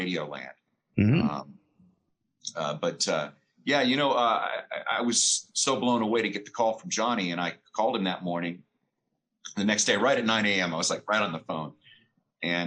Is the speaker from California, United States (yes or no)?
yes; the Bay Area, California, United States; moved away; also born or lived in Sacramento, California; every other guy that grew up there, I wanted to work at KFRC.